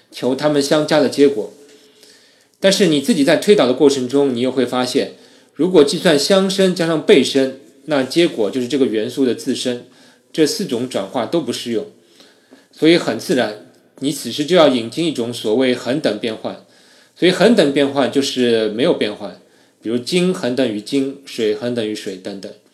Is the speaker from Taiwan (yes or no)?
no; China; 我们中国人的祖先留给了我们一些群的鲜活的例子